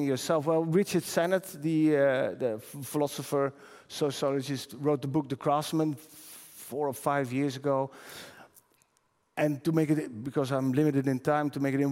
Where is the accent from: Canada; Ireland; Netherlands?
Netherlands; I'm from the Netherlands